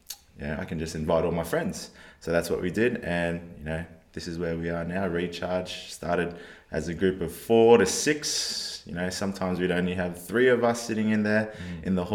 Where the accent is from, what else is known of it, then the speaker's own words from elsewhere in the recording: Fiji; now in Adelaide, Australia; I was born in Fiji